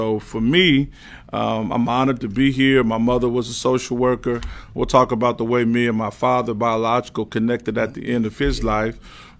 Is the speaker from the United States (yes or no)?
yes; Cincinnati, Ohio, United States; Cincinnati, Ohio. Born and raised Cincinnati, Ohio.